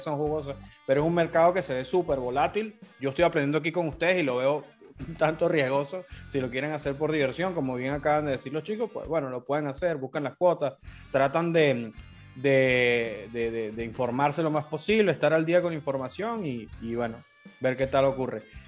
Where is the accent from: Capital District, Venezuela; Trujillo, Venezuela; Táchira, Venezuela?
Capital District, Venezuela; Caracas; Soy de Caracas